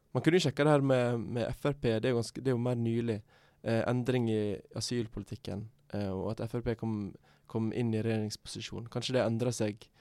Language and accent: Norwegian; Sogn og Fjordane, Vestland, Norway; moved away; i Sogn og Fjordane, f.eks., der jeg er fra